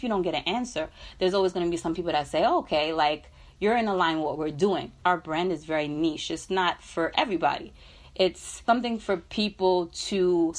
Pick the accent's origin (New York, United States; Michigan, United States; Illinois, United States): New York, United States; New York City; I was raised in Brooklyn, both parents of West Indian descent, Trinidadian.